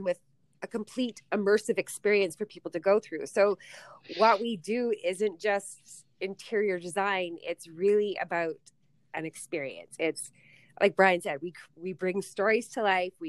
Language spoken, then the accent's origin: English; Ottawa, Ontario, Canada; moved away; I'm from Ottawa, moved out here with a company that was servicing to oil and gas